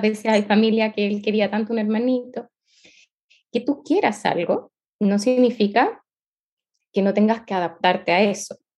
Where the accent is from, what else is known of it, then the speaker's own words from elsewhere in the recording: Chile; Soy chilena